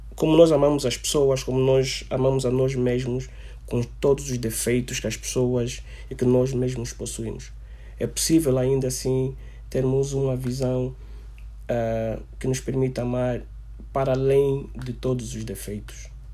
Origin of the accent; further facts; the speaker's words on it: Angola; o nosso amor, a nossa autoestima enquanto angolanos